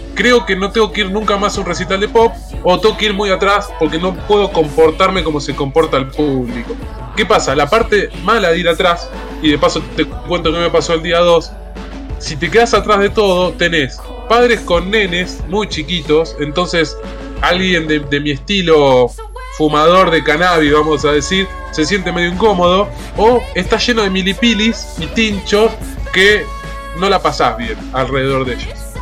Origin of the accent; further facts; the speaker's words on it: La Plata, Buenos Aires Province, Argentina; yo soy platense